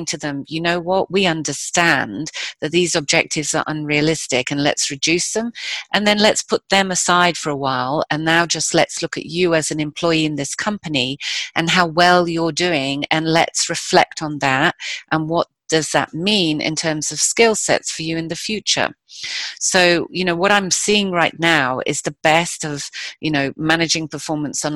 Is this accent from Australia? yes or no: no; United Kingdom; I'm British